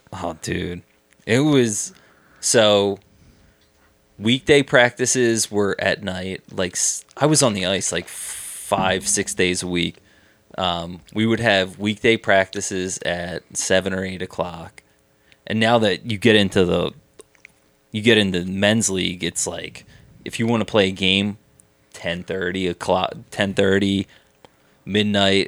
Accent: Abington, Pennsylvania, United States; I grew up in Abington. It's a it's a nice little suburb outside Philly.

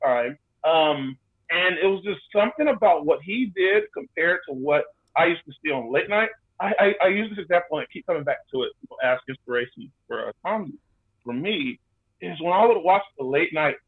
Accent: Austin, Texas, United States; The 512 in Austin, Texas. I am a native born Austinite

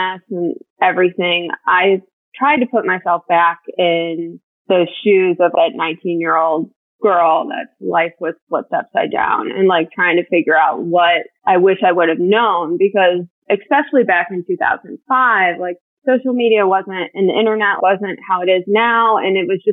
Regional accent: Ohio, United States; also born or lived in Raleigh-Durham area, North Carolina; now in North Carolina, United States; I grew up in Ohio

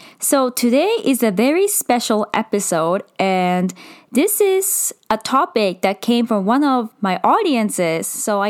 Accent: Japan; So I was born in Japan and was raised in Japan.

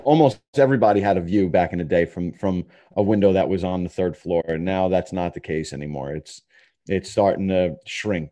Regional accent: New York City, New York, United States; also born or lived in Long Island; I was born in Jackson Heights in Queens

